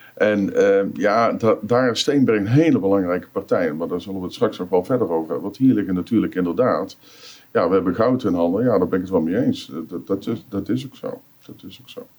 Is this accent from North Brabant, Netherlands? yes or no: yes; Roosendaal, North Brabant, Netherlands; ik ben 65 jaar, kom uit eh, Roosendaal.